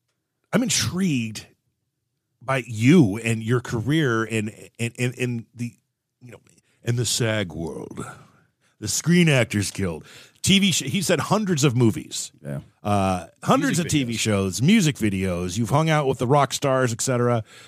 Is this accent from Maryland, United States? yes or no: no; Southern California, United States; I grew up in Southern California